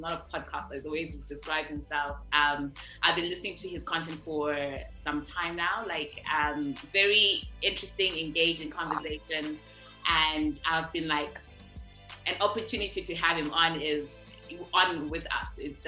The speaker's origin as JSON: {"language": "English", "country": "Zimbabwe", "moved": "yes", "said": "we are obviously from Zimbabwe"}